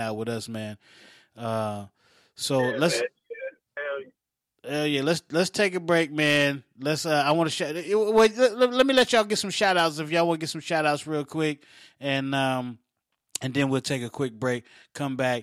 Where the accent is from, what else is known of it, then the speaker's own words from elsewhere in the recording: Oak Hill, West Virginia, United States; moved away; I grew up in Oak Hill